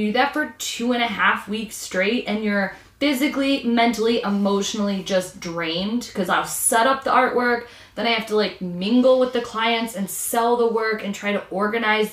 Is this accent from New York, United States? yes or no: no; Michigan, United States; we're from Michigan, but we're down here